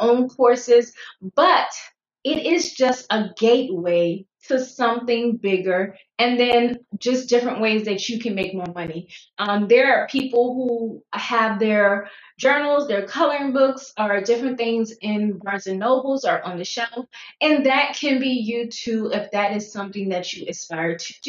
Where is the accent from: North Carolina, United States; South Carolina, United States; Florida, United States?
South Carolina, United States; moved away as an adult; also born or lived in Fort Lee, Virginia / Fort Drum, New York / Odenton, Virginia / Woodbridge, Virginia; So I was born and raised in South Carolina, stayed there for 18 years.